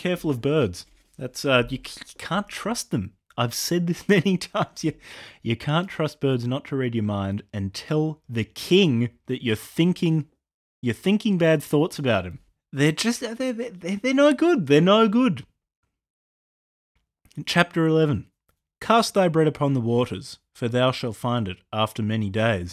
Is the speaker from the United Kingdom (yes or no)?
no; Australia; I'm an Australian